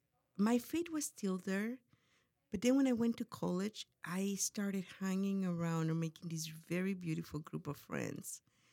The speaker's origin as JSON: {"language": "English", "country": "Mexico", "tie": "born or raised there", "second_language": "English", "moved": "as an adult", "lives_now": "United States", "said": "I was born in Mexico, and I lived there until I was 18 years mm-hmm. old."}